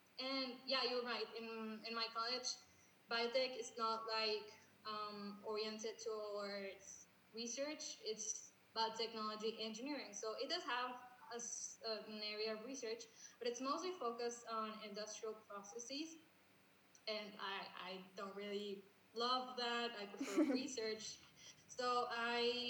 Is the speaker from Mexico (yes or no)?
yes; Mexico; English is a second language; we're from Mexico